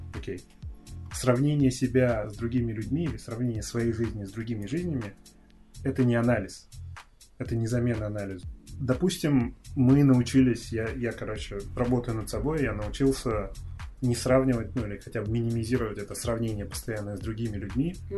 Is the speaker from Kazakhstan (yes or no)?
yes; Kazakhstan; Я из Казахстана